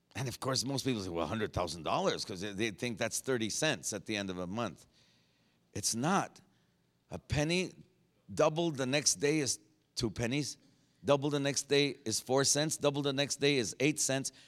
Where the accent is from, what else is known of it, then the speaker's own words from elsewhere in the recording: Phoenix, Arizona, United States; I was from Phoenix